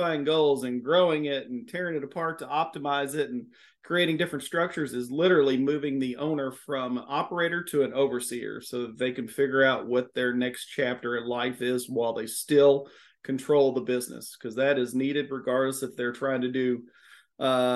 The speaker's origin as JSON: {"language": "English", "town": "Miami", "region": "Florida", "country": "United States", "tie": "born or raised there", "accent": "southern twang", "moved": "yes", "lives_now": "Louisville, United States", "said": "am based out of Louisville, Kentucky. If you can't hear the southern twang in my voice, I was born in Miami, Florida"}